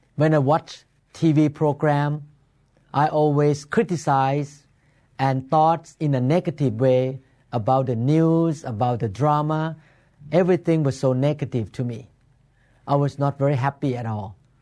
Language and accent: English; Bangkok, Thailand; moved away as an adult; now in Seattle, United States; I was born in Bangkok, Thailand, and my family practiced Buddhism when I was growing up